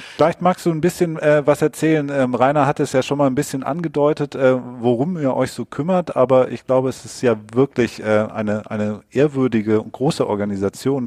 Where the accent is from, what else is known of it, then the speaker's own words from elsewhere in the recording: Southern Germany, Germany; now in Hamburg, Germany; Ich bin in Süddeutschland groß geworden